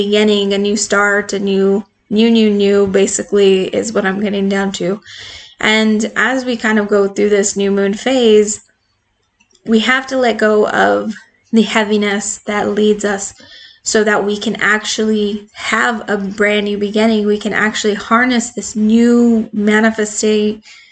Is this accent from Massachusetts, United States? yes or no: no; Arizona, United States; I'm from Arizona